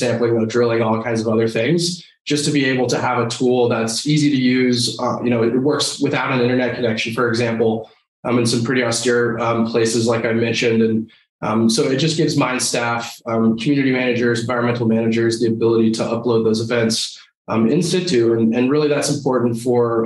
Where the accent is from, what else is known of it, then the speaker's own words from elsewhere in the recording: Denver, Colorado, United States; I grew up here in Denver, Colorado. So I'm one of the last few remaining natives here